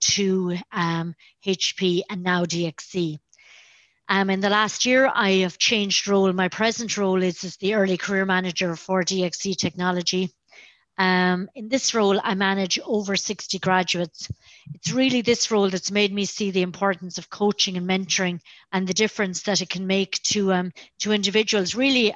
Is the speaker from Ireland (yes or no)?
yes; County Clare, Munster, Ireland; now in Galway, Ireland; born in County Clare, the best county in Ireland. I grew up on a farm